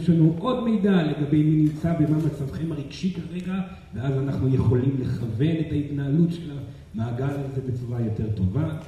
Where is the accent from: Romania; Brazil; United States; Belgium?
Brazil; אני אה, ברזילאי, דרך אגב, גדלתי על אה, תרבות התקשור ברזילאי, אה, כי אימי גם מתקשרת ברזילאי, וגדלתי אצל משפחה של מתקשרים ברזילאי